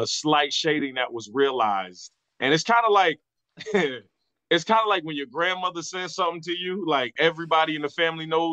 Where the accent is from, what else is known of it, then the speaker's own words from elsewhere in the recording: Virginia Beach, Virginia, United States; moved away; I was down there in Virginia Beach, my hometown